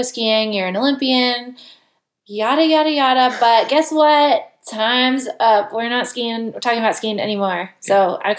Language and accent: English; West Coast, United States; also born or lived in Chicago; I grew up on the West Coast